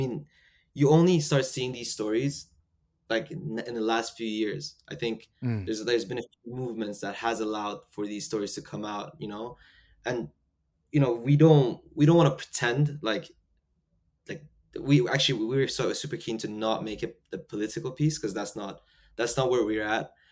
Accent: United Kingdom; also born or lived in Iran; I'm Iranian British

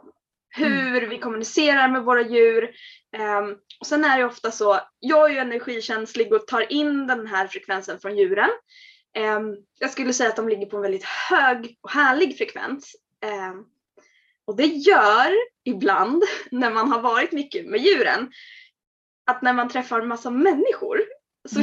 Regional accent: Örebro, Örebro County, Sweden; moved away as an adult; also born or lived in Norrköping; Vi hade flyttat hemifrån. Vi hade flyttat från Örebro till, till Norrköping.

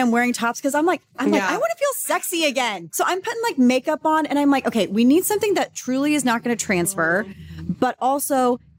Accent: Texas, United States; I grew up in Texas.

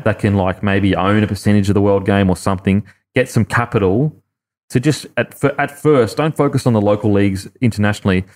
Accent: Australia; I look wog, but I'm Aussie

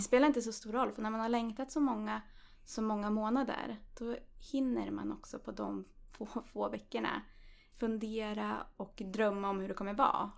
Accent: Östersund, Jämtland, Sweden; Jag kommer från Östersund

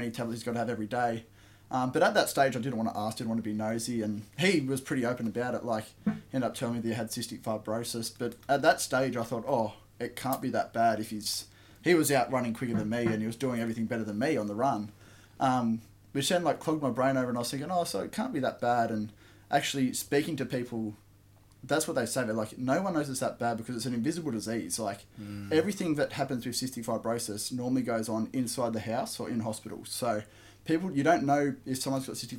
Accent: Camden, New South Wales, Australia; I was born in Camden, so southwest of Sydney, about an hour and a half, I'd say, out of the city. And pretty much growing up, I had a very blessed childhood

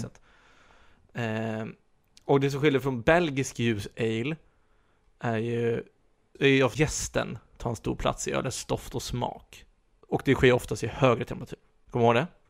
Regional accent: Sweden; som svenskar är vi ju väldigt konflikträdda

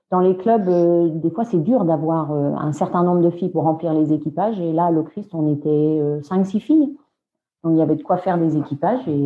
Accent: Brittany, France; moved away as an adult; also born or lived in England; je suis bretonne.

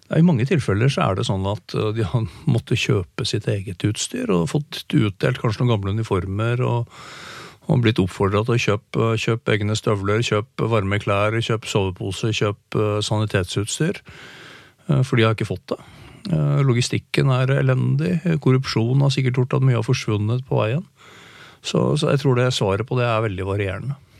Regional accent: Norway; hjemme i Norge

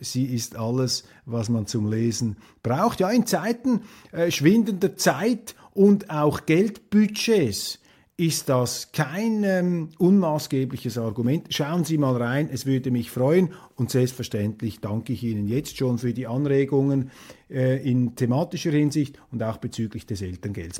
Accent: Switzerland

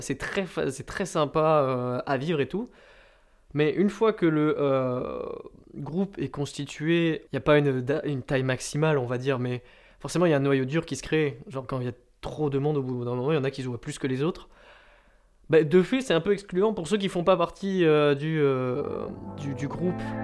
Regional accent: Landes, Nouvelle-Aquitaine, France; also born or lived in Suresnes; je suis né à Suresnes, donc c'est vers Nanterre, mais j'y suis resté euh, un an et demi environ pour déménager euh, dans les Landes quand j'étais petit

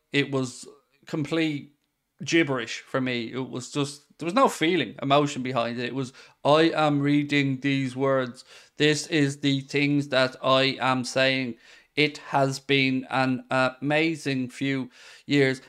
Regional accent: Ireland; as an Irish man

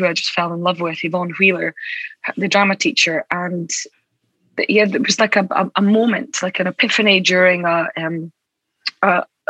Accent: Aberdeen, Scotland, United Kingdom; In Aberdeen. Oh, amazing. In the northeast of Scotland.

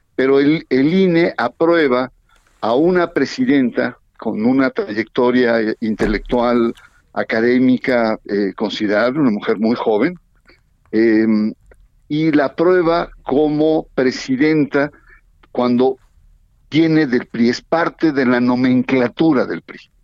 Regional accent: Veracruz, Mexico; now in State of Mexico, Mexico; Soy veracruzano, pero estoy más mexiquense que las cachas

